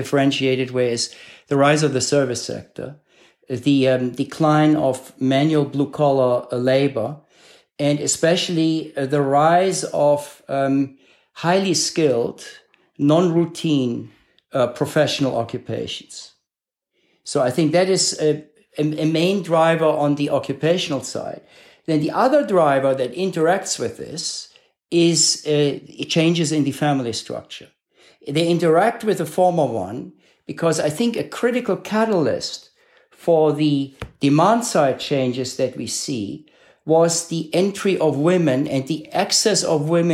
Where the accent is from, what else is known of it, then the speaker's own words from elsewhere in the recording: Cologne, North Rhine-Westphalia, Germany; moved away as an adult; now in United States; a member of sort of the social democratic subculture of my hometown of Cologne